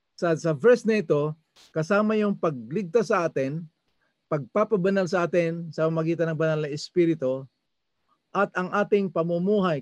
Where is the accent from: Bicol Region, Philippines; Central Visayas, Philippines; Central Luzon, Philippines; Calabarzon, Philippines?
Bicol Region, Philippines; Masbate; sa amin sa Masbate, lukban ang tawag nito